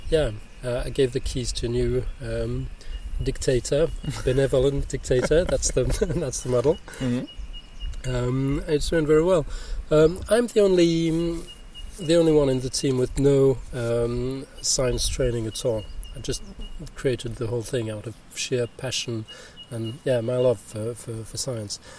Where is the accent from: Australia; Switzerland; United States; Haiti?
Switzerland; English is a second language; I'm from Switzerland